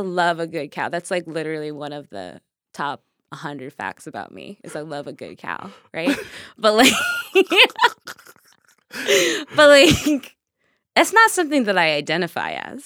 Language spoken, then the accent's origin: English; Nigeria; I am Nigerian as fuck